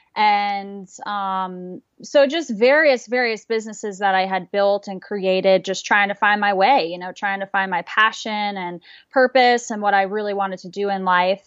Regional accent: Manchester, New Hampshire, United States; moved away; I was born and raised in Manchester, New Hampshire, which is just a small town about 45 minutes from Boston

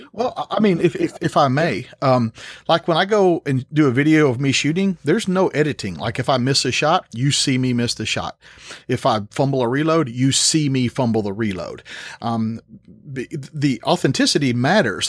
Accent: Tennessee, United States; born and raised in Tennessee

